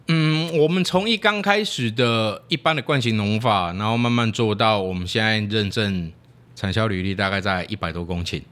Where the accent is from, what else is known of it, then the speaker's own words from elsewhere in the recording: Taiwan; 我们讲台语